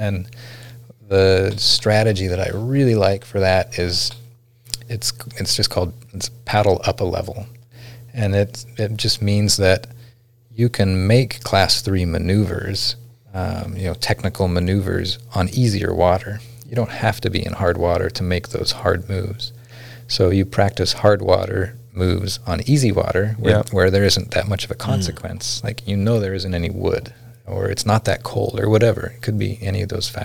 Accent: McGrath, Alaska, United States; I grew up out there. That's my hometown, McGrath.

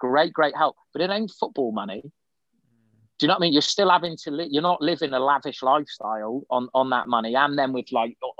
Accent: United Kingdom; also born or lived in Shropshire; I lived right near the Welsh border in Shropshire. You know, I never saw it. All I saw was a road sign whenever I went into Wales. But at the same time, I'm very proud of being British

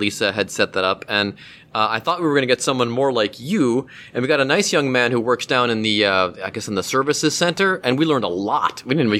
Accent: Mentor, Ohio, United States; I am from Mentor.

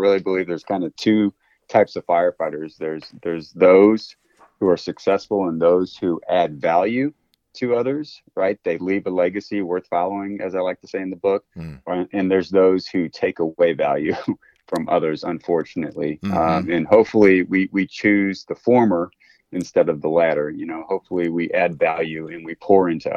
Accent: St. Louis, Missouri, United States; I'm from St. Louis, Missouri, born and raised in South City.

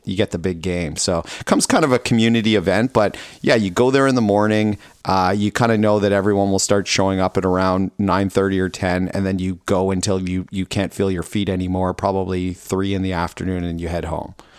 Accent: Ontario, Canada; moved away; I grew up in Ontario where it was cold enough

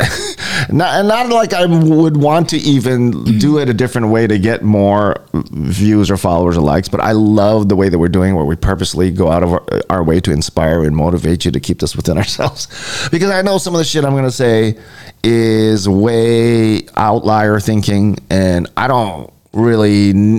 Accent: Honolulu, Hawaii, United States; growing up in Hawaii Kai

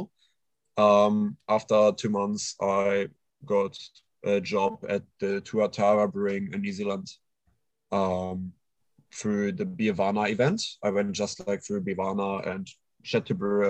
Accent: Düsseldorf, North Rhine-Westphalia, Germany; English is a second language; moved away as an adult; now in Australia; I'm born and raised in Germany

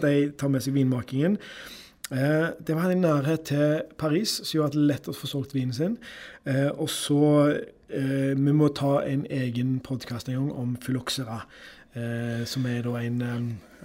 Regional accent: Karmøy, Rogaland, Norway; moved away; var jeg hjemme på Karmøy

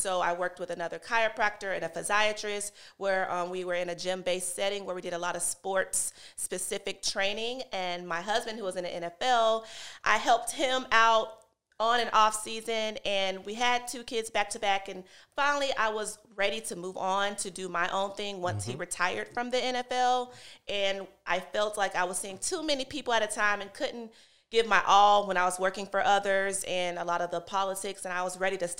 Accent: Florida, United States; I'm from Florida.

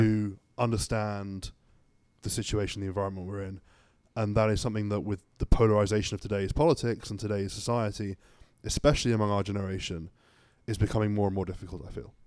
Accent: Suffolk, East of England, United Kingdom; moved away as an adult; now in United States; I'm from Suffolk, England.

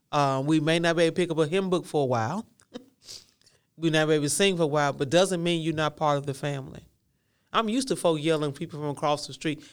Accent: the South, United States; I'm from the South

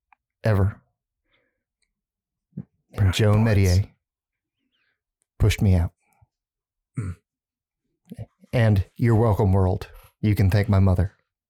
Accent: Louisiana, United States; But growing up in Southern Louisiana was fun.

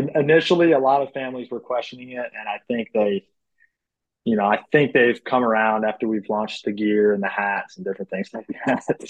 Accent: Charlotte, North Carolina, United States; I grew up in the Charlotte area playing baseball.

